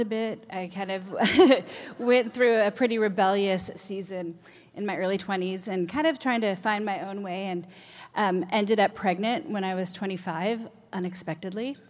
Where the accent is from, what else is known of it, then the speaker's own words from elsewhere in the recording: Redmond, Washington, United States; also born or lived in Minnesota; I moved here from Minnesota when I was eleven, so I essentially grew up in Redmond, so all the formative years